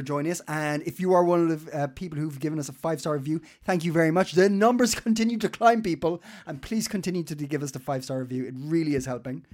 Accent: Ireland; now in Denmark; I live here because I'm Irish and I've moved here

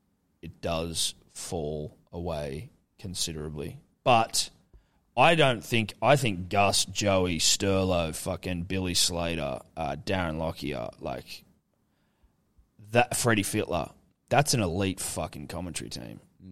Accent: Ghana; So I'm a Ghanaian man.

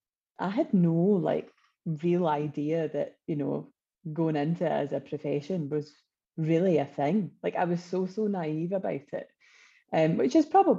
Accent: Wishaw, Scotland, United Kingdom; I come from originally Wishaw in North Lanarkshire.

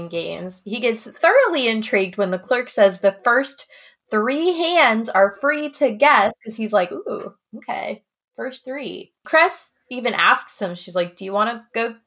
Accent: Midwest, United States; I grew up in the Midwest.

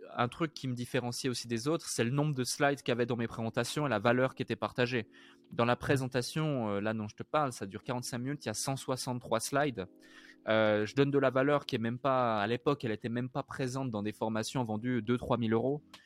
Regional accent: Switzerland; une ville où j'ai grandi en Suisse

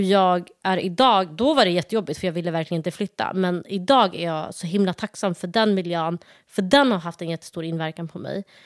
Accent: Malmö, Skåne, Sweden; moved away as an adult; also born or lived in Somalia; now in Stockholm, Sweden; uppväxt i Malmö, gått i skola där, gymnasiet där

